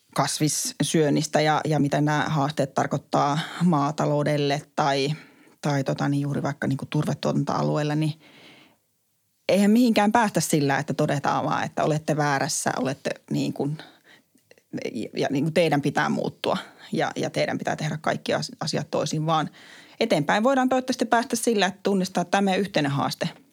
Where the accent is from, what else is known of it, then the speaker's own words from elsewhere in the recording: Kuopio, North Savo, Finland; moved away; kun mä kävin kotikaupungissani Kuopiossa